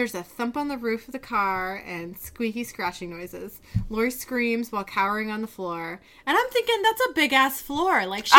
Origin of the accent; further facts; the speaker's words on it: Seattle, Washington, United States; we're from Seattle